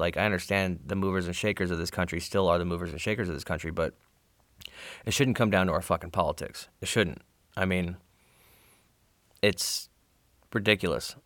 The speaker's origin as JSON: {"language": "English", "region": "Arizona", "country": "United States", "said": "I'm from Arizona"}